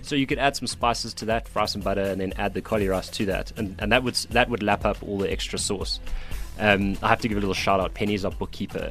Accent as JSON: {"language": "English", "town": "Cape Town", "region": "Western Cape", "country": "South Africa", "said": "I'm from Cape Town"}